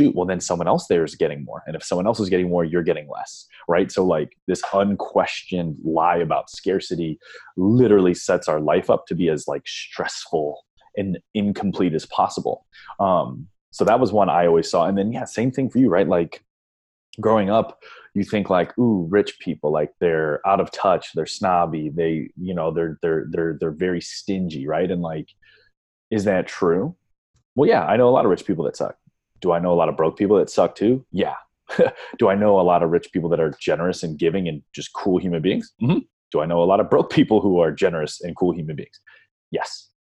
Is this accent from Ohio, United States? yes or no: yes; Northeast Ohio, United States; growing up in Northeast Ohio, very like blue collar-y